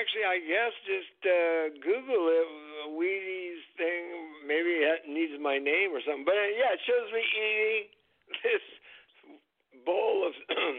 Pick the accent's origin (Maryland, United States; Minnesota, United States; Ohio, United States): Minnesota, United States; Minneapolis; born there; I was born in Minnesota, Minneapolis.